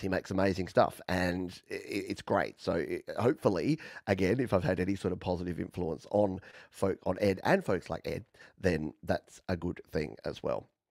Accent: Australia; accent: Australian; my weird Australian accent

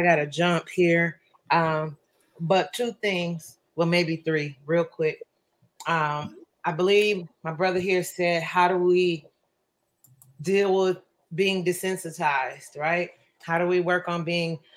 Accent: Flint, Michigan, United States; also born or lived in Port Huron, Michigan; I grew up in Flint

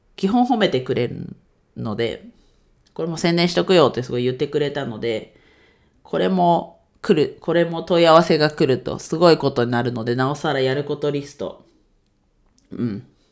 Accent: Ninohe, Iwate, Japan; 地元岩手県二戸市

